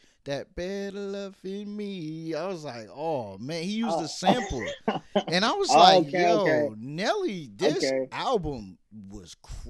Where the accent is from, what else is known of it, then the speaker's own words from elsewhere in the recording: New York, United States; And I'm from New York originally, but moved all over.